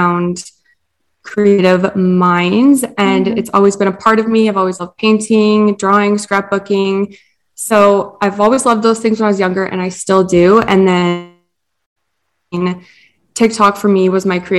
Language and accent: English; Edmonton, Alberta, Canada; I'm 21 years old from Edmonton, Alberta, born and raised